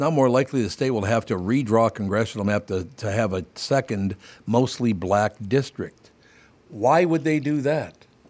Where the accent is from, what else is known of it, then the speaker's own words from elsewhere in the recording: Minneapolis, Minnesota, United States; also born or lived in New York; Growing up in Minneapolis, St. Paul